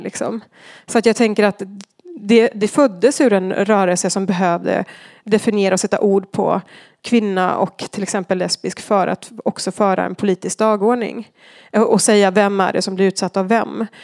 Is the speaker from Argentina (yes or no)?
yes; Argentina; moved away as an adult; now in Sweden; Jag växte upp i Argentina